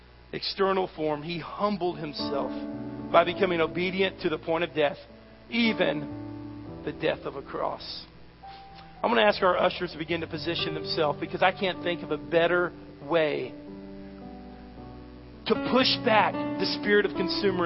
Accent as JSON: {"language": "English", "country": "United States", "said": "I'm an American"}